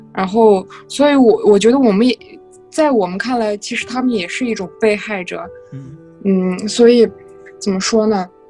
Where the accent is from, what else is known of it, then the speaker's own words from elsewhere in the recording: Altay, Xinjiang, China; first language Kazakh; Chinese is a second language; moved away as an adult; also born or lived in Jilin; 我来自新疆阿勒泰